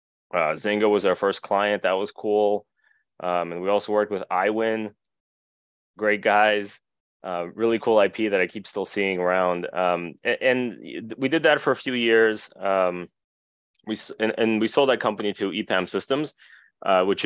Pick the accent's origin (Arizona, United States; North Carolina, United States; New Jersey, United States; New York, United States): New Jersey, United States; accent: Jersey; also born or lived in Russia; I was born in Russia, and my family moved to the U.S. when I was pretty little. So I did all my school in the U.S. That's why I sound like I'm a Jersey person. I guess I am a Jersey person